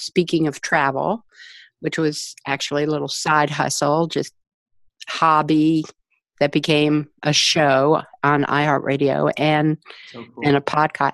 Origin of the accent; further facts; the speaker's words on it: Washington, District of Columbia, United States; I grew up in Washington, D.C.